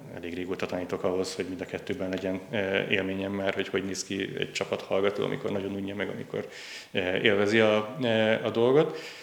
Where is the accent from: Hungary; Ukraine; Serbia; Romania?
Hungary; Budapest; also born or lived in Győr, Hungary; budapesti vagyok, és főként Budapesten éltem, de Győrben jártam gimnáziumban